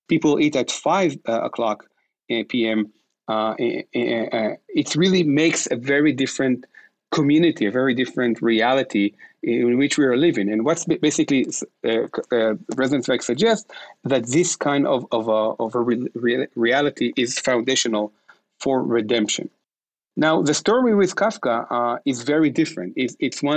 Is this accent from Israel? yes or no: yes; Israel; moved away as an adult; now in United States; I was born and raised in Israel and came to United States.